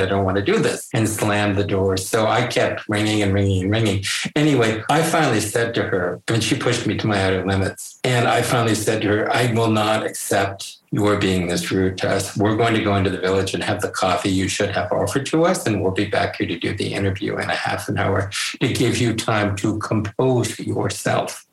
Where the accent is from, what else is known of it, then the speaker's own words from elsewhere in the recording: Connecticut, United States; I was from Connecticut